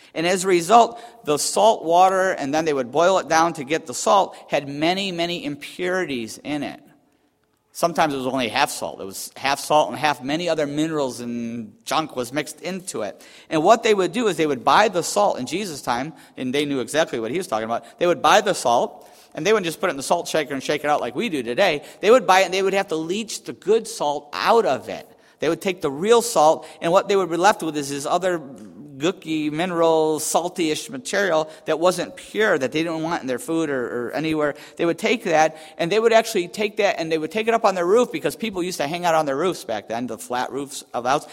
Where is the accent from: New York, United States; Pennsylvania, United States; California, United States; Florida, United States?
New York, United States; Buffalo; where I grew up in Buffalo area